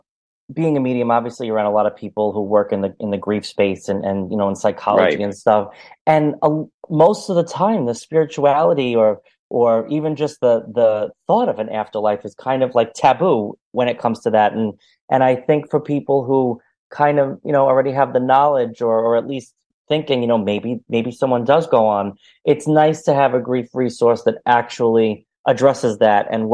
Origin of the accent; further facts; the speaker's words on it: New York City, New York, United States; I'm in New York City. Yeah. I'm in the city